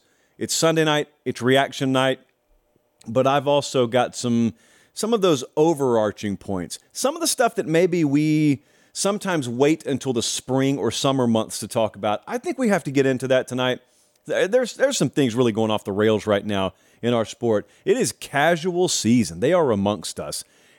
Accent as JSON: {"language": "English", "region": "the South", "country": "United States", "tie": "born or raised there", "said": "You know, I got a bunch of friends in the South because I grew up in the South."}